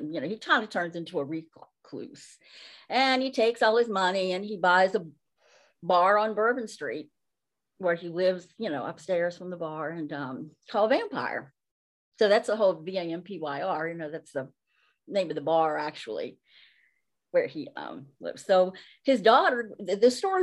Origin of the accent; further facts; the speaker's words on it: Nashville, Tennessee, United States; I was born in Nashville, so I have some Nashville influences too